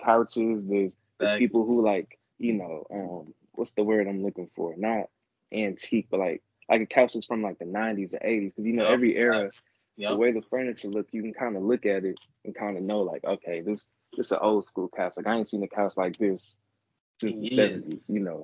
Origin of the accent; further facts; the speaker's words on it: New Jersey, United States; moved away as an adult; also born or lived in Washington, D.C.; now in Chicago, United States; I'm from New Jersey.